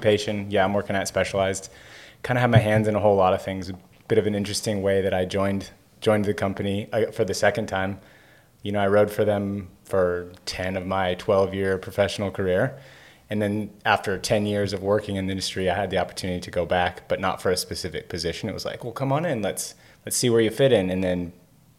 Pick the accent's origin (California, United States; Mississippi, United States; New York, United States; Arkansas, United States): California, United States; rural Northern; moved away as an adult; also born or lived in Orange County, California / Greenville, North Carolina / Huntington Beach / Carlsbad; now in Santa Cruz, United States; I was born in Orange County, grew up in rural Northern California.